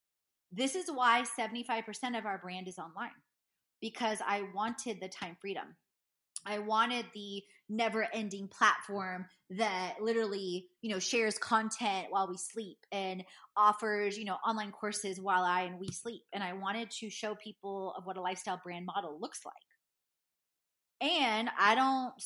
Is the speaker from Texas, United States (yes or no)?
yes; Houston, Texas, United States; I grew up in Houston, Texas, in A-Leaf.